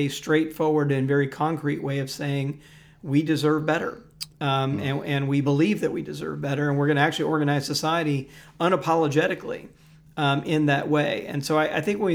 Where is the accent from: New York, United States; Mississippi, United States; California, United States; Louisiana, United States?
Mississippi, United States; Jackson; born or raised there; moved away